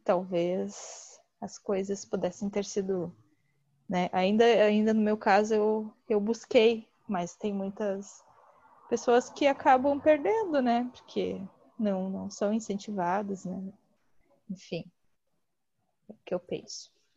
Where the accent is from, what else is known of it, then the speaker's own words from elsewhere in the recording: Gravataí, Rio Grande do Sul, Brazil; Eu sou Gravataí, é, região metropolitana aqui de Porto Alegre